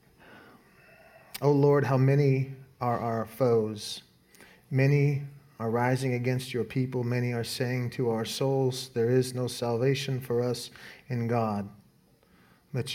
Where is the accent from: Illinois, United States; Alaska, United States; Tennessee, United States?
Alaska, United States; moved away; I grew up in Alaska